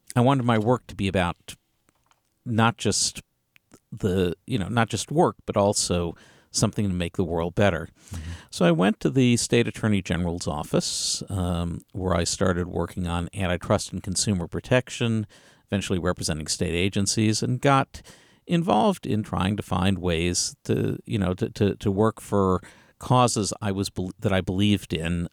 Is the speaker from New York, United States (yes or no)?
no; Galveston, Texas, United States; also born or lived in Springfield; that's where I grew up, uh, in a, uh, lovely, uh, community on the Texas Gulf Coast